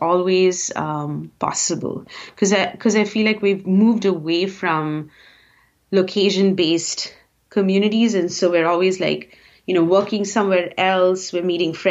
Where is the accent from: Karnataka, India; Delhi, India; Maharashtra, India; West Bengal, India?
Karnataka, India; Bangalore; moved away as an adult; also born or lived in Bombay, India; now in United States; growing up in Bangalore, middle class, super apathetic